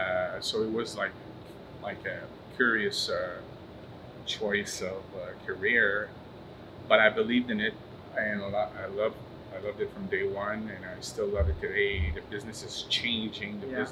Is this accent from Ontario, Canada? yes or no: no; Montreal, Quebec, Canada; Montreal, right here, downtown. I was born downtown, still downtown.